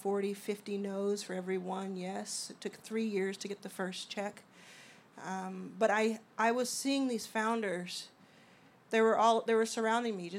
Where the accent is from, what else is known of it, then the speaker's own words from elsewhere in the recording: Dallas, Texas, United States; also born or lived in Mississippi / Houston, Texas; I grew up in Dallas, Texas